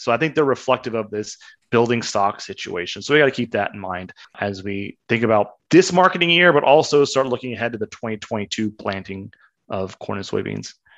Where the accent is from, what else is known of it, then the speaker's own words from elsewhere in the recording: Kansas, United States; When I was growing up in Kansas